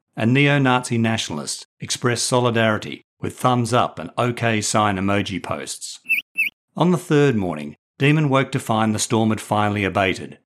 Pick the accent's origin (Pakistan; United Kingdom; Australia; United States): Australia